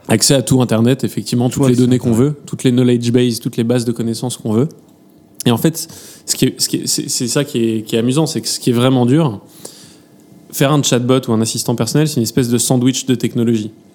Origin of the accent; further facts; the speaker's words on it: France; accent: French; mon accent français